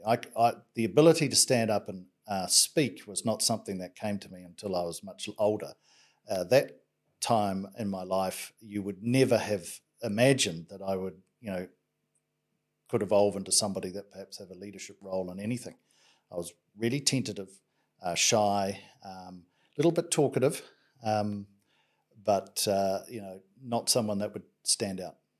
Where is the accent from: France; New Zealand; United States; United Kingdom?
New Zealand; Bay of Plenty; that has been my childhood, um, home